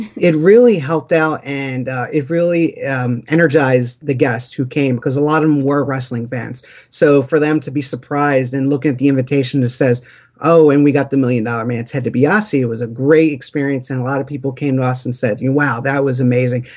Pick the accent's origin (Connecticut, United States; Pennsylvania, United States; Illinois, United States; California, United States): Pennsylvania, United States; Philadelphia; We're from Philadelphia, and we have that Rocky mentality